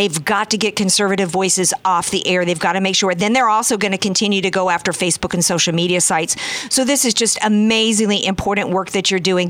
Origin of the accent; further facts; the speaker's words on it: the South, United States; now in California, United States; I'm from the South.